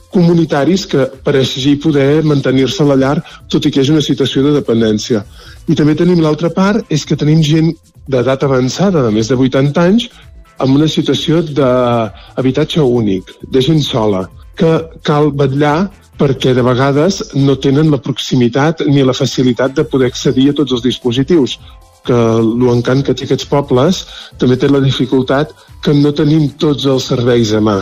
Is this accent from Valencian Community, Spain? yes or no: no; Vic, Catalonia, Spain; moved away as an adult; now in Folgueroles, Spain; jo sóc nouvingut, vaig arribar al 2020, a plena pandèmia, vivia, era biguetà